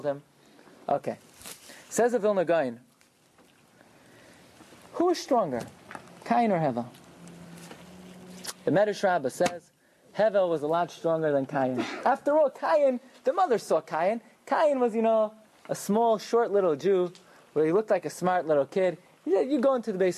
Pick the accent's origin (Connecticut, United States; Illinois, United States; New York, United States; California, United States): New York, United States; New York City; I grew up in Agudas Yisrael Beis Binyamin in Flatbush.